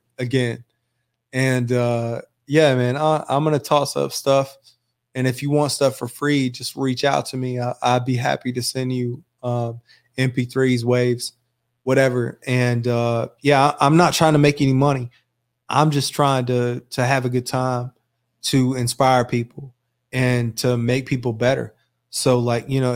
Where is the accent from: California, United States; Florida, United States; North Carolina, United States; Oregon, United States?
North Carolina, United States; Graham; also born or lived in Burlington; I grew up in Graham in Burlington.